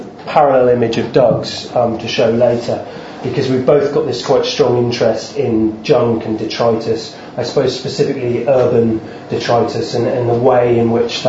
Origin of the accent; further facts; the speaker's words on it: Devon, South West England, United Kingdom; moved away as an adult; now in London, United Kingdom; I grew up in Devon, and I've lived the last 7-8 years in London.